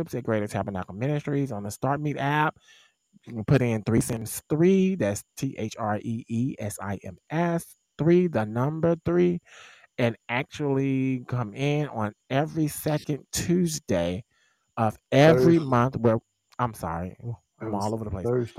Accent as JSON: {"language": "English", "region": "Mississippi", "country": "United States", "said": "My home state"}